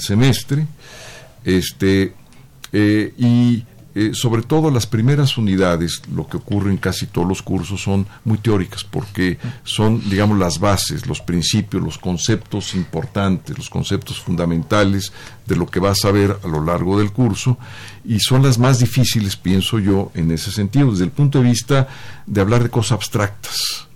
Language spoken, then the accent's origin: Spanish; Mexico City, Mexico; Soy prácticamente la primera, digamos, de esa línea de la familia que nací ya en la, en la Ciudad de México